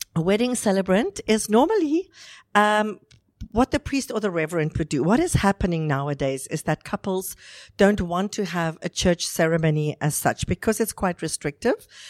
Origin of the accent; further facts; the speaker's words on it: South Africa; moved away as an adult; now in Dubai, United Arab Emirates; I'm South African. I've been in Dubai now for 11 years